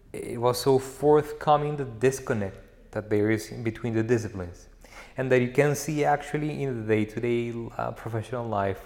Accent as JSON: {"language": "English", "region": "Bogotá", "country": "Colombia", "tie": "born or raised there", "moved": "as an adult", "lives_now": "Geneva, Switzerland", "said": "I grew up in Bogota, but from my mother's side, they come from a town by the River Magdalena in Colombia"}